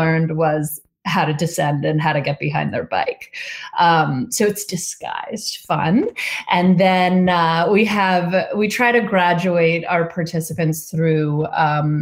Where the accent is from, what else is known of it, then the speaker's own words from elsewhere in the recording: northern Vermont, United States; We grew up in Vermont, in northern Vermont